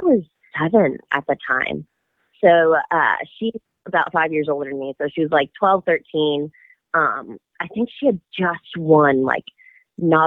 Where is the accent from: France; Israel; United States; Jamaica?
United States; Dallas, Texas; we're both from Dallas.